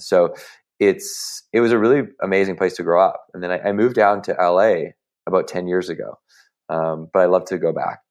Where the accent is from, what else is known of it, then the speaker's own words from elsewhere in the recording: Victoria, British Columbia, Canada; moved away as an adult; now in United States; the University of Victoria. So this is my, you know, my hometown university